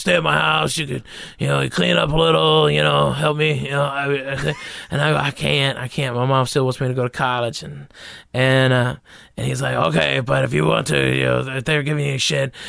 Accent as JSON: {"language": "English", "region": "Arkansas", "country": "United States", "tie": "born or raised there", "also_born_or_lived": "Tennessee / Texas / Los Angeles", "accent": "Southern", "moved": "as an adult", "said": "I was born in Tennessee, raised up in Arkansas, and I moved to Texas when I was eighteen, so, I mean, I'm Southern as it gets"}